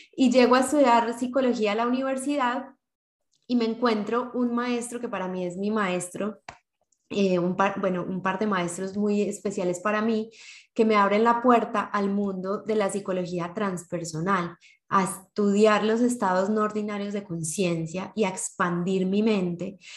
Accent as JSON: {"language": "Spanish", "town": "Medellín", "region": "Antioquia", "country": "Colombia", "said": "somos de Medellín, Colombia"}